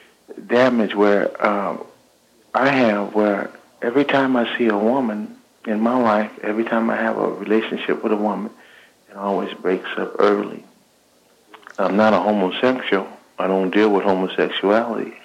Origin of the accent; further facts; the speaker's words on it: Los Angeles, California, United States; I grew up here in South Central Los Angeles